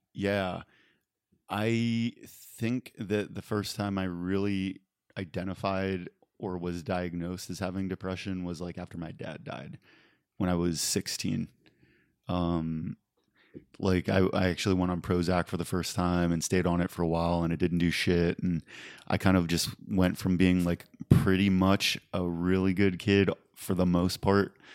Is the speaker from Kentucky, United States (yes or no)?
no; West Mifflin, Pennsylvania, United States; moved away as an adult; now in California, United States; born and raised in the same house for eighteen years in West Mifflin, Pennsylvania